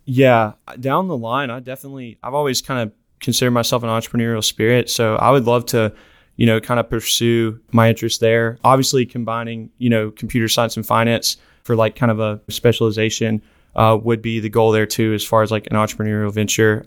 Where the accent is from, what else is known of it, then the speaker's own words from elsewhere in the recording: Decatur, Alabama, United States; Decatur, Alabama, right outside of Huntsville.